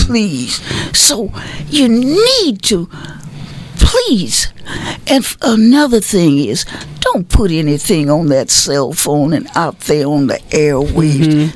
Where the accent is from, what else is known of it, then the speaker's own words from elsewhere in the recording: Marshall, Texas, United States; I was born in Marshall.